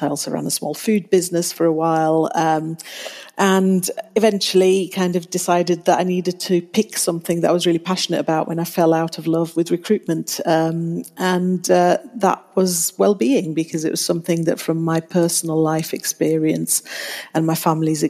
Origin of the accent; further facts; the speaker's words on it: Luxembourg; moved away as an adult; also born or lived in Italy / Bradford, Yorkshire, United Kingdom; now in Yorkshire, United Kingdom; I'm Italian and German, actually, but I grew up in Luxembourg. We moved there when I was 2 years old